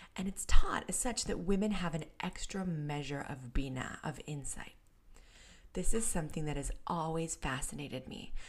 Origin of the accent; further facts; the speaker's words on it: San Diego, California, United States; my hometown in North County, San Diego